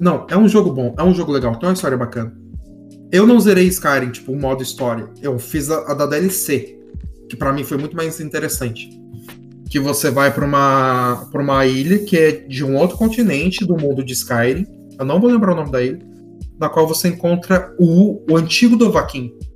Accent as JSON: {"language": "Portuguese", "town": "Taubaté", "region": "São Paulo", "country": "Brazil", "tie": "born or raised there", "said": "Cataguá é meu lindíssimo bairro onde eu nasci, nascido e criado em Cataguá."}